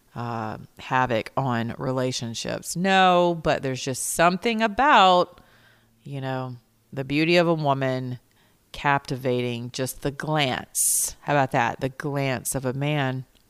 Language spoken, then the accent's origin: English; Georgia, United States; I'm from the South, right? I'm Georgia Peach. Y'all, I live down here with Keisha, a mayor named Keisha